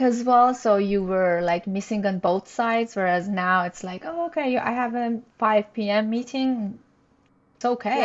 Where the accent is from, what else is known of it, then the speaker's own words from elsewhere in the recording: Iran; moved away as an adult; also born or lived in Montreal, Canada; now in Toronto, Canada; I'm originally from Iran. Uh, we immigrated to Canada with my husband in 2011